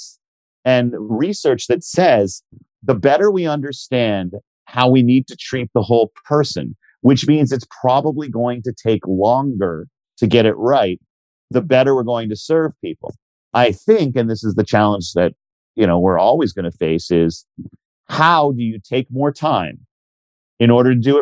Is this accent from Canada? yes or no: yes; Canada; we're Canadian